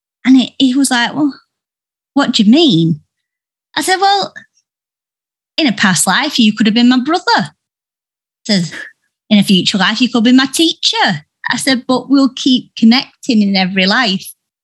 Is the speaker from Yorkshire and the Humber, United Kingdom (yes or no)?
yes; Yorkshire and the Humber, United Kingdom; where I'm from. I am from Yorkshire, and a lot of the women are so strong and they say what they want regardless. So I've always been brought up doing